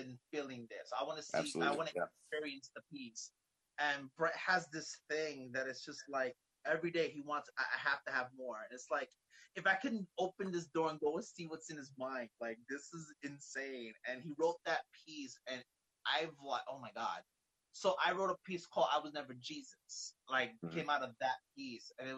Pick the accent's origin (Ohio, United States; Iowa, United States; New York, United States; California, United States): New York, United States; New York City; now in Bayonne, United States; I'm originally from Brooklyn, New York, but yeah, right. I live in New Jersey, Bayonne